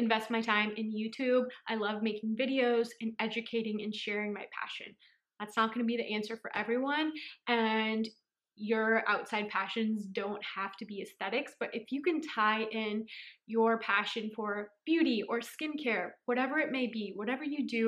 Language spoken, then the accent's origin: English; San Francisco, California, United States; I'm from San Francisco, California